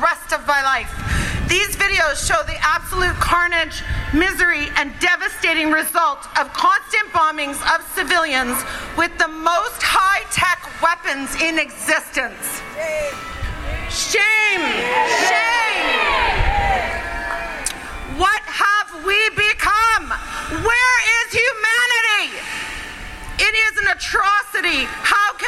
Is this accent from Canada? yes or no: yes; Ottawa, Ontario, Canada; now in Victoria, Canada; I am born in Ottawa, and as a Canadian citizen